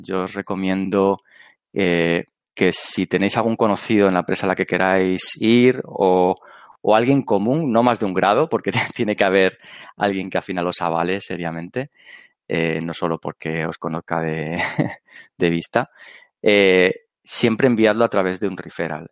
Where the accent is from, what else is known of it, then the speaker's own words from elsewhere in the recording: Alicante, Valencian Community, Spain; yo soy de Alicante